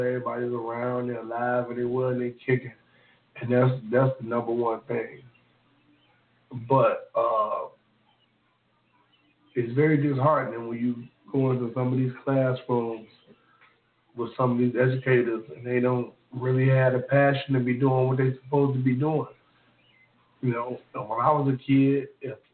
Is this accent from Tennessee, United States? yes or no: yes; Memphis, Tennessee, United States; If you're from the South, like I'm from the South. I'm from North Memphis